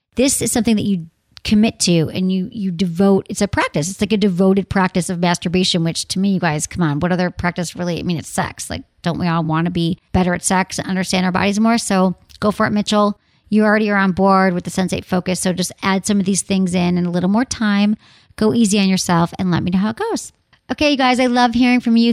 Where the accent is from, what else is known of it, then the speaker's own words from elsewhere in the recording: Detroit, Michigan, United States; moved away; also born or lived in San Francisco; from my home, my hometown.